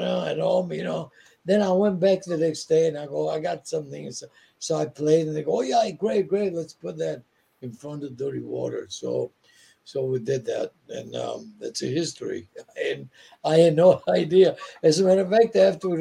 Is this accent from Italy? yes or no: yes; Italy; English is a second language; moved away; I came from Italy. I was just here. I didn't speak English.